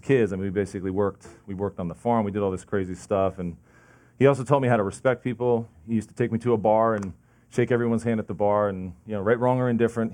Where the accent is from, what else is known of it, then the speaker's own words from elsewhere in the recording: New Jersey, United States; also born or lived in Lincoln Park, New Jersey / Sussex County, New Jersey / Belleville, New Jersey; I'm from New Jersey